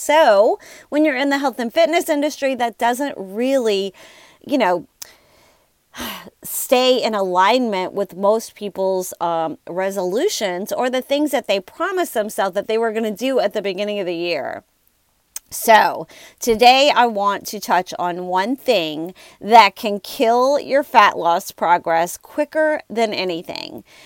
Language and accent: English; New Orleans, Louisiana, United States; I am from New Orleans, and I live in an area that this is very challenging time of year